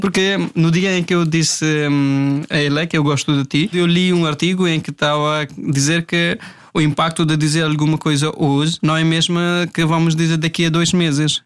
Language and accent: Portuguese; India; Portuguese is a second language; moved away as an adult; now in Portugal; também sou da Índia